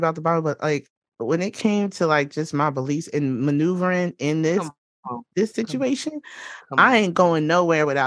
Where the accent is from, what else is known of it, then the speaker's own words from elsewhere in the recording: Georgia, United States; I grew up I was born in the South. I was born in Georgia